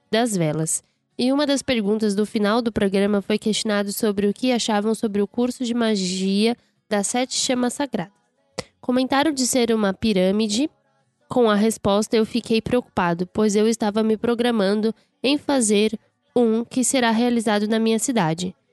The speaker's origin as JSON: {"language": "Portuguese", "region": "Rio Grande do Sul", "country": "Brazil", "said": "sou do Rio Grande do Sul"}